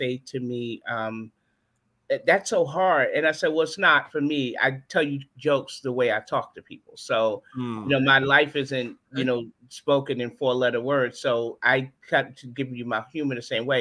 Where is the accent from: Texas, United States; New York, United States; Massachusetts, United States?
New York, United States; New York City; moved away as an adult; now in Charlotte, United States; I grew up in Brooklyn, New York. And I grew up in Brownsville